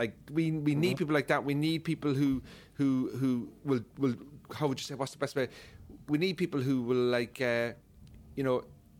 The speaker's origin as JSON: {"language": "English", "town": "Cork", "region": "Munster", "country": "Ireland", "moved": "as an adult", "lives_now": "United Kingdom", "said": "I'm from Cork, like."}